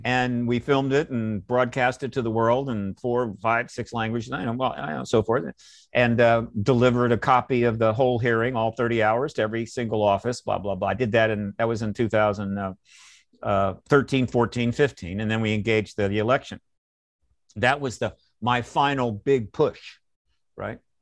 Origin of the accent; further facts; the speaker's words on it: United States; I'm an American